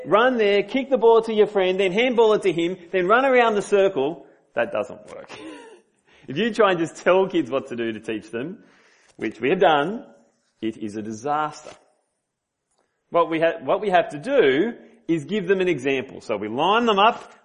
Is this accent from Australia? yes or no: yes; Sydney, New South Wales, Australia; moved away; I'm from Sydney